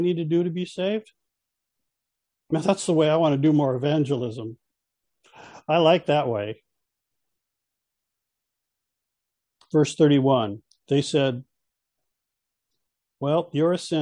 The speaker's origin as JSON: {"language": "English", "region": "California", "country": "United States", "said": "I'm from California"}